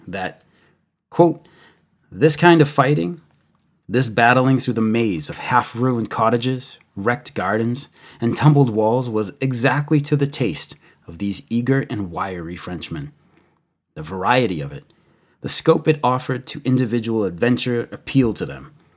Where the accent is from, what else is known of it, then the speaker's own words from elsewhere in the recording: United States; as an American